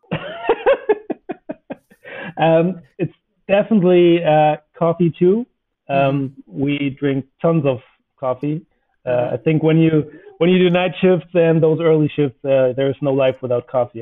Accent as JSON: {"language": "English", "region": "Northern Germany", "country": "Germany", "said": "as I come from the North"}